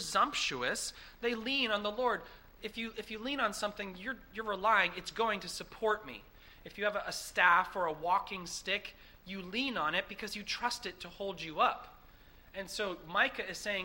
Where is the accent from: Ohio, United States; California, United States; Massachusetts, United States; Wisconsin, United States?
Massachusetts, United States; growing up in Massachusetts